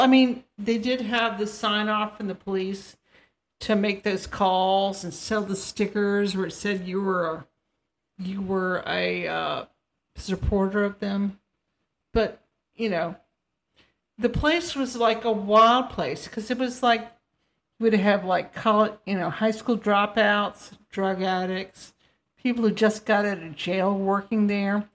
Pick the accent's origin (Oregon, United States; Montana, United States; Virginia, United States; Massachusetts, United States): Virginia, United States; we're from Virginia